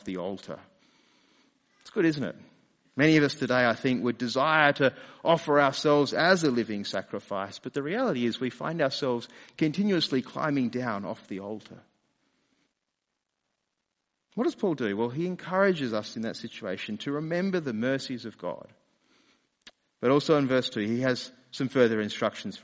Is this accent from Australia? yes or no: yes; Australia; accent: Australian; also born or lived in London; my Australian accent faded away and was replaced with an English accent.